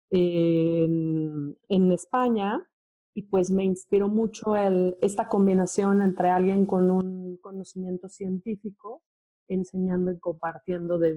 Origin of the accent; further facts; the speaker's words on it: Mexico City, Mexico; yo soy de la Ciudad de México.